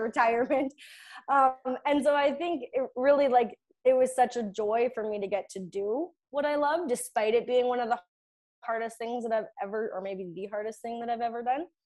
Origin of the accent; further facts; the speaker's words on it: Kennedy, Saskatchewan, Canada; I'm from Kennedy, Saskatchewan.